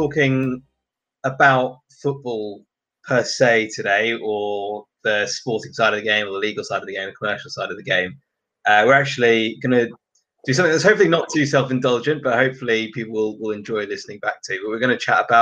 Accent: Singapore; moved away; I grew up in Singapore, and football is kind of 24/7 on the TV there.

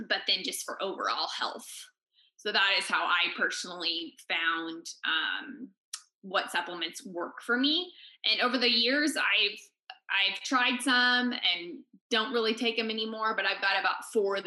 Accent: California, United States; now in Park City, United States; And I'm actually from California

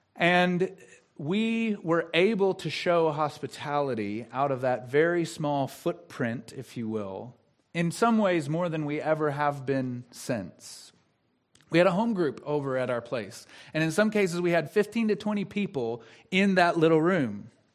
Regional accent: the South, United States; I'm from the South

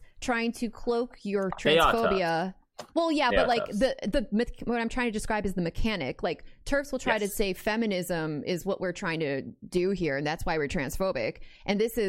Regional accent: United States; as an American

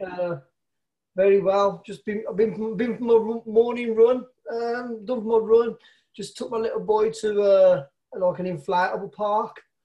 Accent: Birmingham, West Midlands, United Kingdom; I'm from Birmingham, England, in the UK.

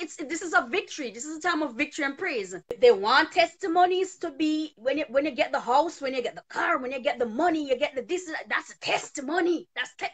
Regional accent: Jamaica; I grew up in Jamaica learning this kind of a mentality

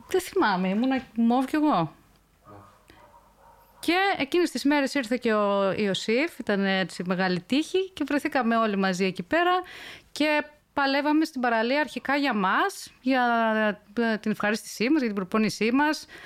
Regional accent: Ikaria, North Aegean, Greece; ναι λοιπόν, εγώ ε, είμαι από την Ικαρία, έχω μεγαλώσει εκεί, πηγαίνω τα καλοκαίρια και

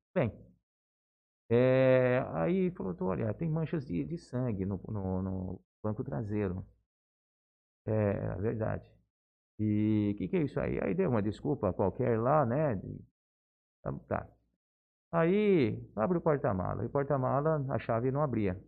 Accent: Álvaro de Carvalho, São Paulo, Brazil; moved away as an adult; also born or lived in Bauru; now in Jales, Brazil; na mesma cidadezinha de onde eu venho, né, uma pequena cidade, região de Marília é, Álvaro de Carvalho

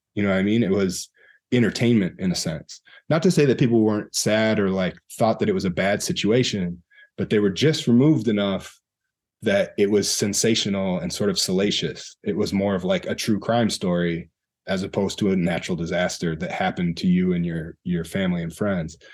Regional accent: Wisconsin, United States; also born or lived in Madison, Wisconsin / Milwaukee, Wisconsin; I grew up in Wisconsin

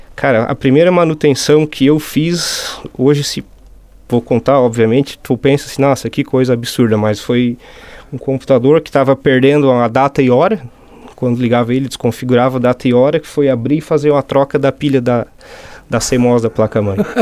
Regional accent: Forquilinha, Santa Catarina, Brazil; moved away as an adult; now in Meleiro, Brazil; sou nascido em Forquilinha mesmo, filho da terra

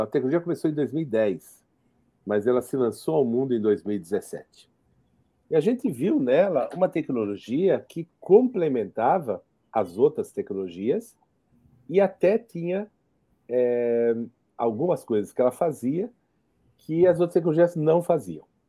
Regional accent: Jerusalem, Jerusalem District, Israel; moved away; eu sou israelense, eu, nasci em Jerusalém

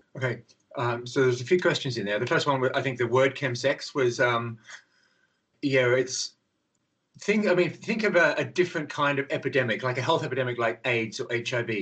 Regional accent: Australia; now in London, United Kingdom; I'm Australian actually, but I live in London

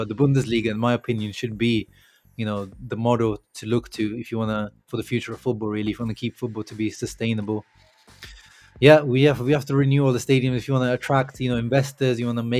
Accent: Italy; now in Leicester, United Kingdom; I grew up in Italy

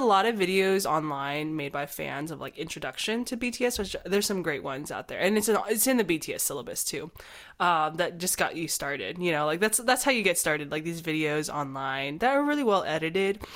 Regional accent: United States; we're not Korean, we're Chinese American

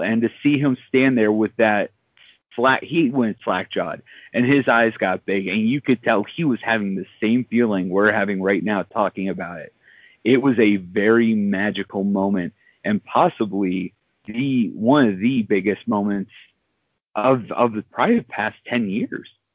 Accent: Pittsburgh, Pennsylvania, United States; my hometown of Pittsburgh

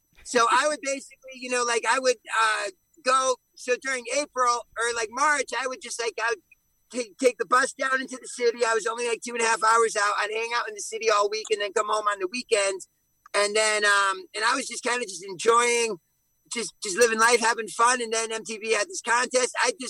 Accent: Connecticut, United States; we're originally from the East Coast, from Connecticut.

